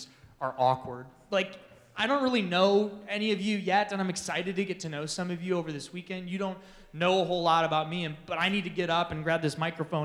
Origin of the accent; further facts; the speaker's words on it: Manitowoc, Wisconsin, United States; moved away as an adult; now in Phoenix, United States; Specifically, I'm from a town called Manitowoc, Wisconsin